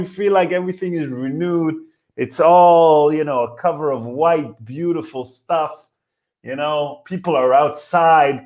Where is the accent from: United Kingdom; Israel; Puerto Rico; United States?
Israel; now in Berlin, Germany; We're from Israel.